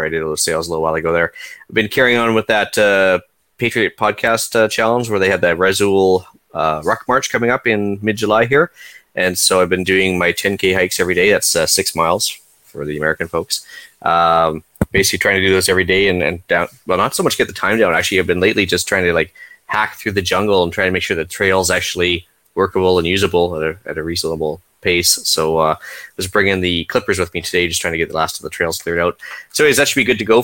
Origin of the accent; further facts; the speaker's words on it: Canada; as a Canadian